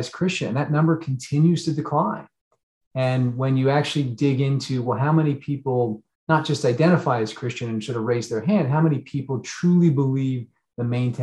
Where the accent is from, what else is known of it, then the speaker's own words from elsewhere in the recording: southern New Jersey, United States; moved away; also born or lived in New York City; I grew up in New Jersey, although on the southern side, but lived in New York for about 20 years.